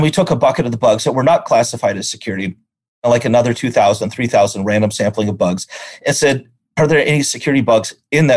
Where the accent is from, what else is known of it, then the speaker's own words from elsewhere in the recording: North Dakota, United States; moved away as an adult; also born or lived in Omaha, Nebraska; I'm originally from North Dakota, part of the small cluster of people that in this world that are from North Dakota